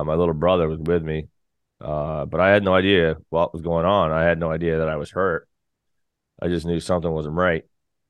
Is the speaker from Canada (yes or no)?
yes; Canada; now in St. John's, Canada; I'm a Canadian country artist. I still play around the scene, of course, in St. John's